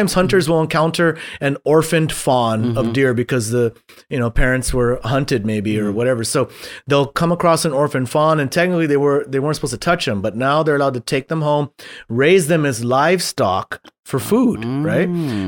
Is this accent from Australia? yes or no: no; Guam; I was born and raised. I was born and raised on Guam.